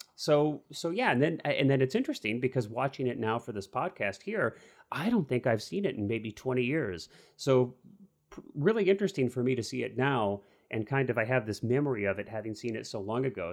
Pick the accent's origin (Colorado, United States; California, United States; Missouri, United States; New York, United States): Missouri, United States; growing up in Missouri